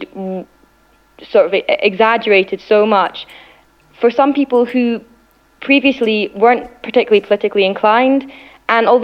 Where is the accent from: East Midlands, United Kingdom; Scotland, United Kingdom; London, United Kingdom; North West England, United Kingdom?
Scotland, United Kingdom; I certainly identify myself as Scottish and British